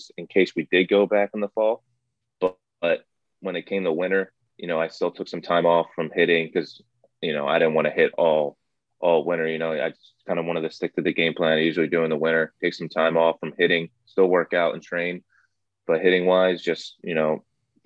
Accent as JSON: {"language": "English", "region": "New Jersey", "country": "United States", "said": "I'm from New Jersey"}